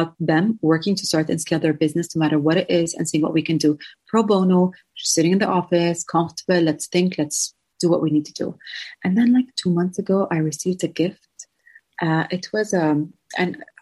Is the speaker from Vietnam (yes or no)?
no; Jordan; also born or lived in San Francisco; I am from Jordan, to clarify that to a lot of people, originally Palestinian